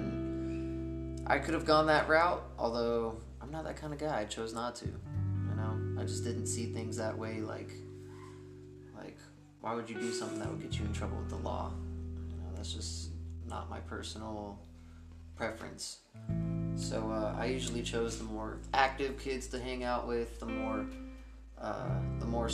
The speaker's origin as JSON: {"language": "English", "region": "Texas", "country": "United States", "tie": "born or raised there", "said": "I grew up in Texas."}